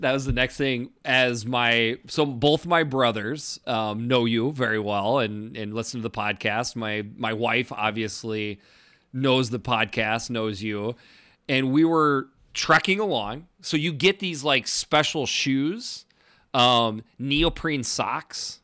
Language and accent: English; Minnesota, United States; you're from Minnesota